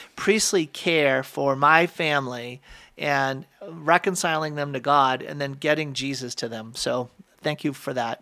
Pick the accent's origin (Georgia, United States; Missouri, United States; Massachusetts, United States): Massachusetts, United States; outside of Boston; I grew up outside of Boston, though, so it was a super Catholic area